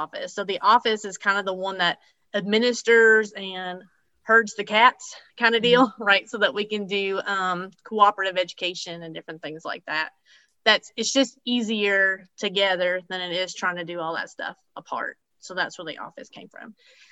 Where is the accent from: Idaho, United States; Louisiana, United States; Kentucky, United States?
Kentucky, United States; Clark County; I'm from Clark County, Kentucky. Grew up here, been here my whole life.